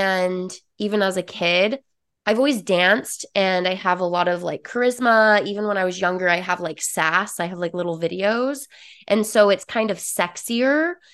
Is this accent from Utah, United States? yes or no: yes; Utah, United States; So I'm originally from Utah, born and raised, lived there for 26 years. Not only that, but I grew up in a very small town. So predominantly religious, Mormon, and very judgmental area.